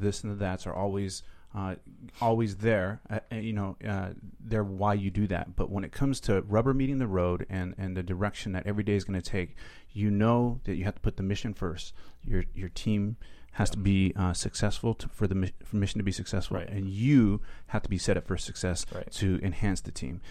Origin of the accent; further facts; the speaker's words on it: Seattle, Washington, United States; moved away as an adult; I'm from Seattle